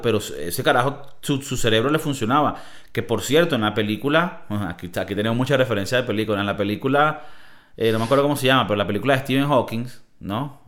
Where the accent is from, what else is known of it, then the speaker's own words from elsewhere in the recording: Venezuela; now in Spain; en nuestro país también, Venezuela